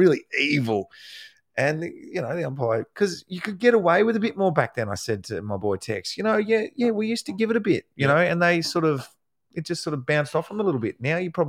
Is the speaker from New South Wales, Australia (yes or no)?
no; the Northwest, Tasmania, Australia; So anyway, we're down in Tasmania.